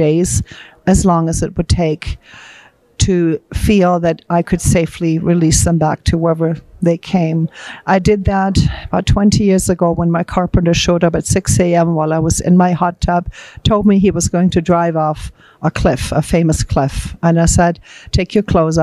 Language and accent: English; Germany; moved away; I'm actually from Germany.